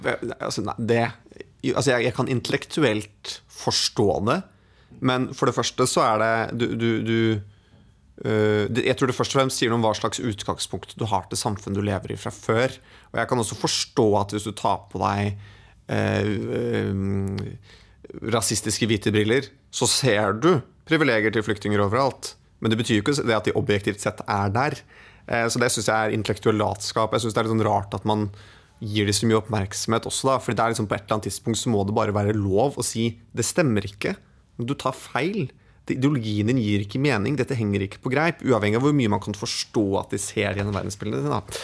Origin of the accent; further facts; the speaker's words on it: Hedmark, Innlandet, Norway; jeg er fra Hedmark